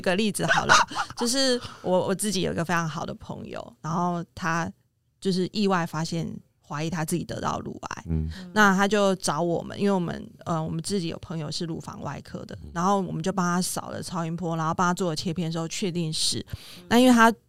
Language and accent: Chinese; Kaohsiung, Taiwan; 我是高雄的南部小孩